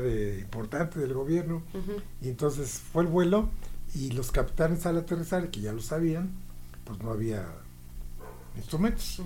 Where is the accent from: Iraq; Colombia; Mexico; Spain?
Mexico